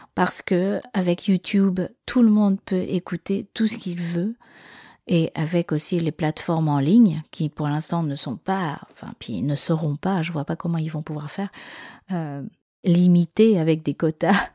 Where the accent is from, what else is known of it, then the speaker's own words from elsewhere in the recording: France; first language French; je suis en France, que je suis née en France, que je c'est ma langue maternelle